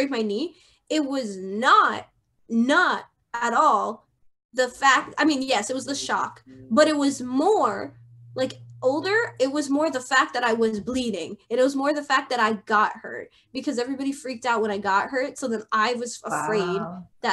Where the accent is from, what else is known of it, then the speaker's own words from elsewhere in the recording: Pennsylvania, United States; I was born in Pennsylvania. And yeah, I grew up in this like area